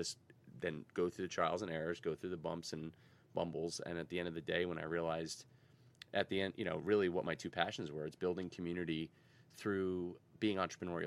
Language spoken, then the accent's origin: English; Red Bank, New Jersey, United States; Our neighborhood was a true neighborhood growing up in Red Bank